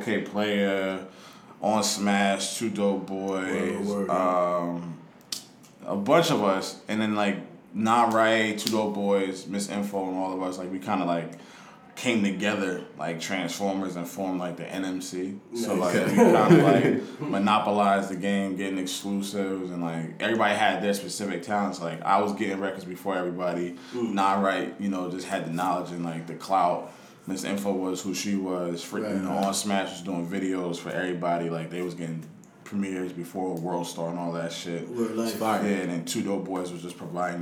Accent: Plainfield, New Jersey, United States; also born or lived in South Brunswick, New Jersey / Baltimore, Maryland / Washington, D.C.; Born and raised in Plainfield, New Jersey. Moved to South Brunswick, went to South Brunswick High School

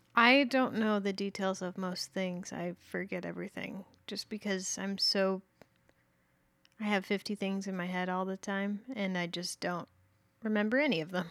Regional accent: Fountain Valley, California, United States; also born or lived in Santa Ana, California; I was born in Fountain Valley

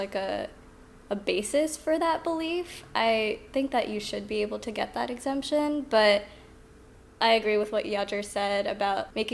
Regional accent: Virginia, United States; moved away as an adult; also born or lived in St. Louis, Missouri; now in Houston, United States; I'm originally from Virginia, close to DC

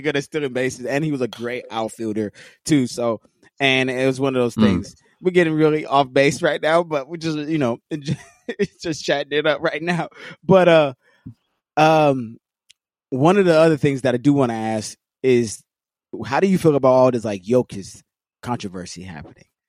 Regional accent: Los Angeles, California, United States; being born and raised in L.A.

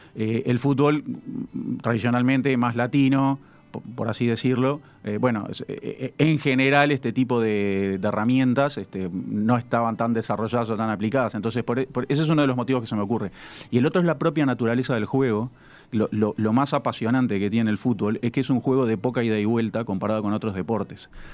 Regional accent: Uruguay

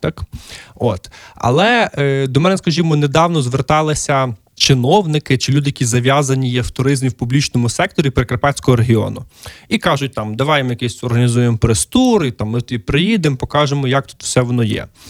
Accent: Lviv, Lviv Oblast, Ukraine; мій рідний Львів

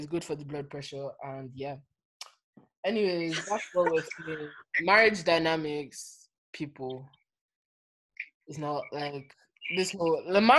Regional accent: Nigeria; Nigeria is just a cesspool of nonsense. But it's my hometown

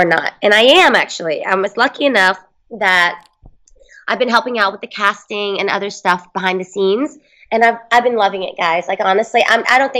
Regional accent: Houston, Texas, United States; now in Los Angeles, United States; I'm from Houston. And when we were in Houston, we didn't have a team, so I had to latch on the Cowboys. And then when I moved out to L.A.

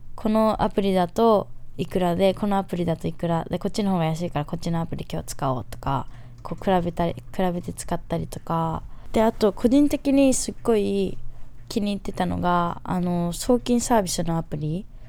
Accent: Fukuoka, Japan; moved away as an adult; also born or lived in United States / New York; 私もともと福岡県出身で

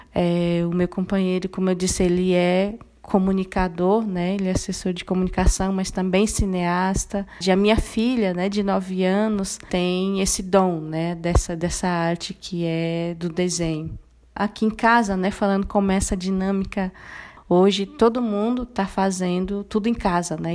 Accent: Dourados, Mato Grosso do Sul, Brazil; Eu sou de Mato Grosso do Sul, eu sou Guarani Kaiowá, eu nasci é, e me criei num contexto de aldeia, né? Eu sou da, da aldeia Jaguapiru, né? Que ela fica no município de Dourados

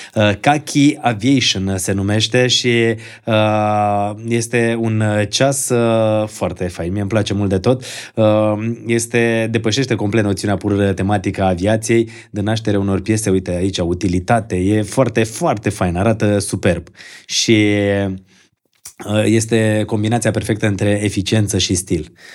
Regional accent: Bălănești, Gorj, Romania; am copilărit într-o zonă de lângă Târgu Jiu, la Bălănești

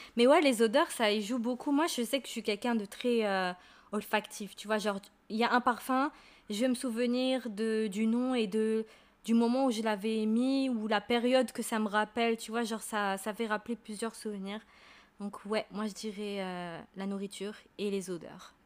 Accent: Marrakech, Marrakesh-Safi, Morocco; moved away; je suis de Marrakech

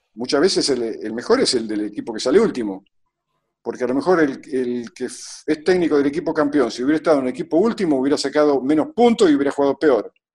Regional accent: Lincoln, Buenos Aires Province, Argentina; moved away as an adult; also born or lived in Europe; yo venía, venía de, de una ciudad en medio de la, de la llanura pampeana. Yo no me fui a, Europa desde Buenos Aires, yo me fui desde Lincoln.

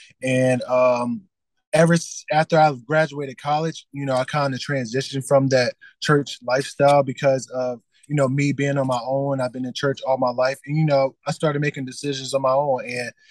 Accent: Delaware, United States; moved away as an adult; now in Richmond, United States; born and raised in Delaware

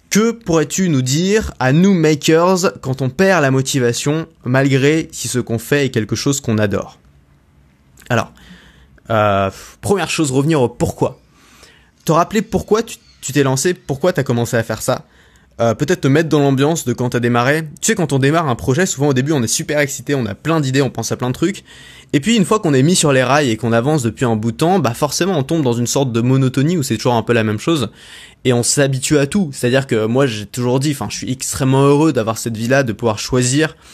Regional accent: France; born there; des 5% des gens les plus privilégiés au monde parce que je suis né en France

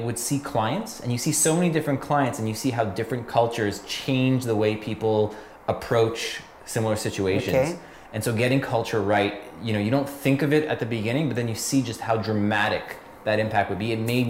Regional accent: Montreal, Quebec, Canada; So I'm born and raised in Montreal.

